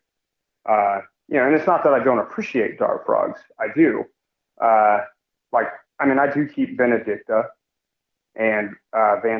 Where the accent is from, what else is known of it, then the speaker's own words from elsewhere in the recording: Kansas City, United States; growing up in Kansas City